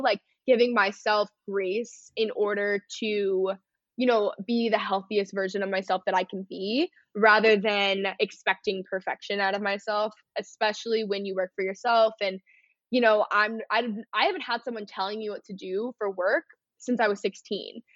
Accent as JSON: {"language": "English", "region": "North Texas", "country": "United States", "tie": "born or raised there", "said": "growing up in North Texas"}